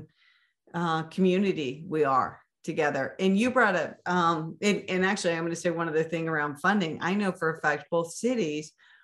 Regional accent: Maine, United States; now in Arizona, United States; I grew up in Maine

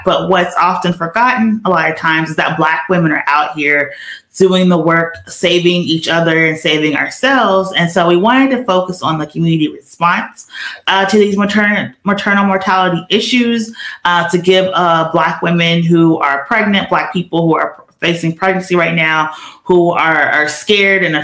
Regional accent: Georgia, United States; now in Pennsylvania, United States; my home state of Georgia

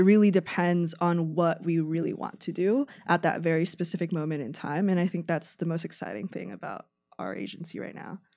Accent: San Francisco Bay Area, California, United States; moved away as an adult; now in Chicago, United States; I'm actually from San Francisco Bay Area. Um, I moved here for college

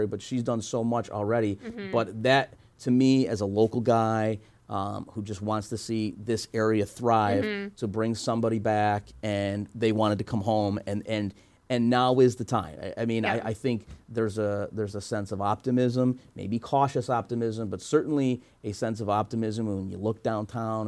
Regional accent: Frankfort, New York, United States; also born or lived in Syracuse; I was going to run as far away from Frankfurt as I could get. And I got to Syracuse. You know what I mean? And then came back.

